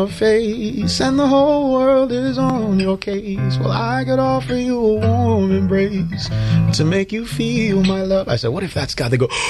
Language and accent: English; Nigeria; as a Christian who plays music and writes songs, being that I'm from Nigeria